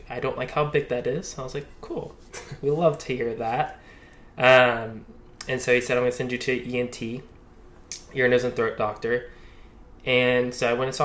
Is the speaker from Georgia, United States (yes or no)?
yes; Athens, Georgia, United States; now in Charlotte, United States; I'm from Athens, Georgia